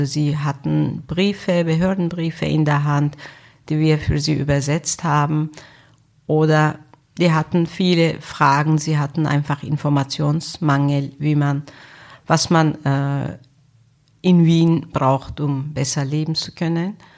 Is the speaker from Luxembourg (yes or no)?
no; Turkey; also born or lived in Germany; now in Austria; Wahrscheinlich ist Österreich ihr Heimatland. Türkei ist mein Heimatland, wo ich meine Kindheit verbracht habe, wo noch ein Teil meiner Familie lebt. Von Deutschland habe ich gute sowie schlechte Erinnerungen noch.